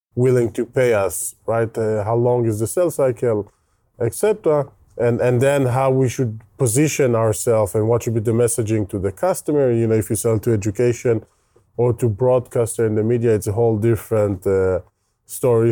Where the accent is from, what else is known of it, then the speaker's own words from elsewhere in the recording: Israel; accent: Israeli; English is a second language; You can hear my terrible Israeli accent